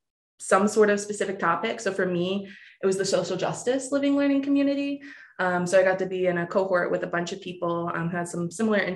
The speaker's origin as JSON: {"language": "English", "town": "Granite City", "region": "Illinois", "country": "United States", "also_born_or_lived": "Jacksonville, Florida", "said": "I'm technically a fib. I am from Granite City, Illinois, but I feel like I'm from Florida. So I'm going to tell you I'm from Florida. I'm from around Jacksonville."}